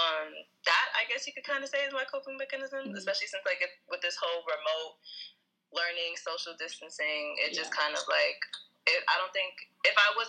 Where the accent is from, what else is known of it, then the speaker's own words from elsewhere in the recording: New York City, New York, United States; I'm from Brooklyn, New York